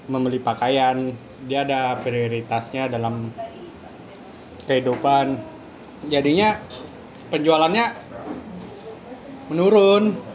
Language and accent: Indonesian; Padang, West Sumatra, Indonesia; now in Jakarta, Indonesia; asal gue dari Padang